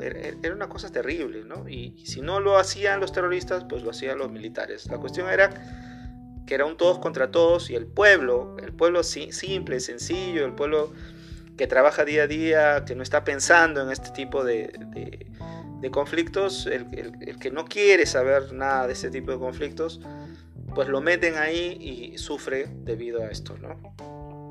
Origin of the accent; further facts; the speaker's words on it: Peru; soy peruano